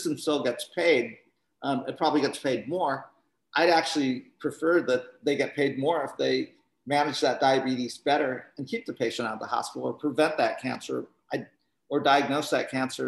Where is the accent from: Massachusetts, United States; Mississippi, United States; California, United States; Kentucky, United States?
California, United States; Northern; I'm from Northern California